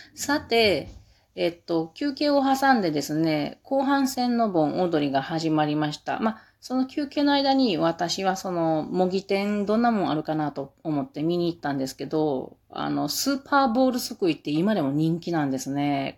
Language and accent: Japanese; Mie, Japan; 私三重県人やから